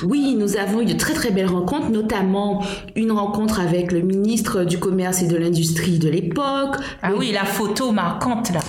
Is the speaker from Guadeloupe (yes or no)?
yes; Guadeloupe; nous avons chez nous en Guadeloupe